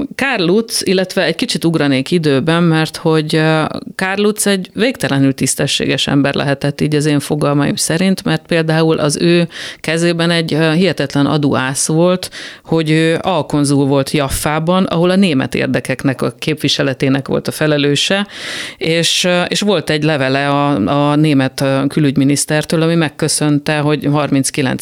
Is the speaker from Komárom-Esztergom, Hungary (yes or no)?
yes; Tatabánya, Komárom-Esztergom, Hungary; én tatabányai gyerek vagyok